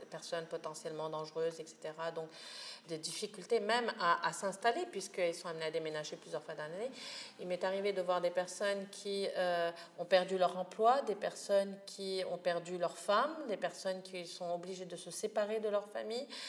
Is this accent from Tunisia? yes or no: yes; Tunisia; vous pensez que je suis un être humain, que je suis un Tunisien comme un autre